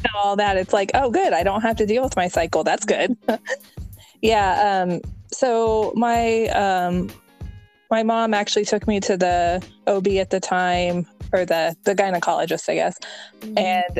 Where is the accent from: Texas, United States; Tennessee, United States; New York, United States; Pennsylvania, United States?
Texas, United States; moved away as an adult; now in Georgia, United States; I'm 35. I'm originally from Texas. But we moved to Georgia 2 years ago.